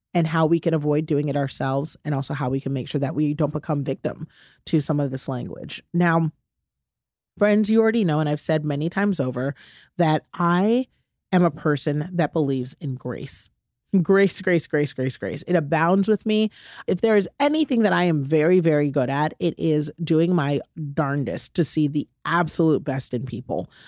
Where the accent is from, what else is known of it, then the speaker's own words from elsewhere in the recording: United States; I'm an American